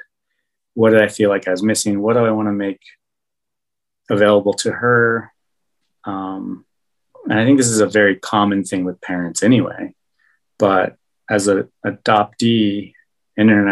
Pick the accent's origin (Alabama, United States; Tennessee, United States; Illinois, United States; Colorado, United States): Colorado, United States; Golden; also born or lived in Peru; I grew up in Golden, so all my friends were white